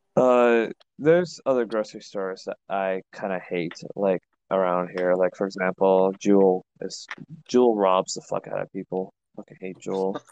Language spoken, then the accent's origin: English; Chicago, Illinois, United States; I'm from Chicago